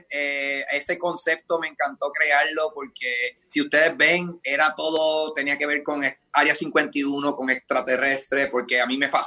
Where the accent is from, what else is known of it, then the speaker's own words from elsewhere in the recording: Puerto Rico; moved away as an adult; Bueno, yo me fui de Puerto Rico, ¿verdad?